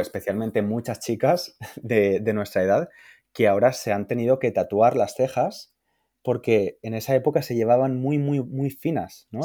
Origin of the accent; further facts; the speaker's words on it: Valencia, Valencian Community, Spain; yo soy de Valencia